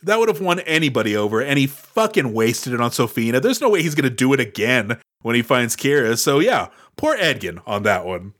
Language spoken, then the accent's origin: English; Houston, Texas, United States; I grew up in Houston, Texas.